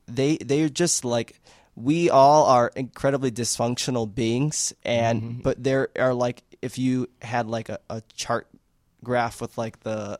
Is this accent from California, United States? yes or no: no; Chicago, Illinois, United States; I was born and raised in Avondale. I watched that neighborhood change completely from having a bunch of Latinos in the neighborhood